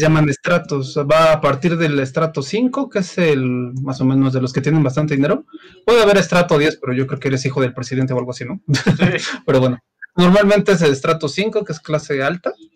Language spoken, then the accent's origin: Spanish; Mexico; como buen mexicano que soy